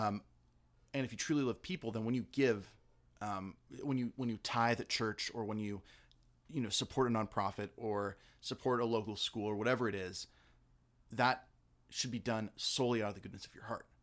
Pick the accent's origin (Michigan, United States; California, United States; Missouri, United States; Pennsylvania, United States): California, United States; La Mirada; I'm from La Mirada